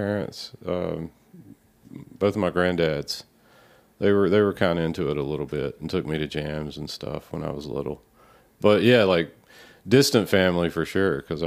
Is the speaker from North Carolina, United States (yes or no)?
yes; North Carolina, United States; I grew up in North Carolina